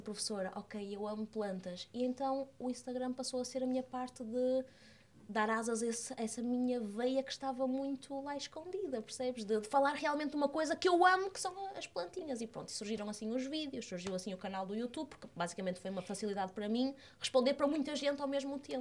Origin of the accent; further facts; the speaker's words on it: Porto, Norte, Portugal; also born or lived in Fundão; now in Lisbon, Portugal; eu sou do Porto, uma menina de, de cidade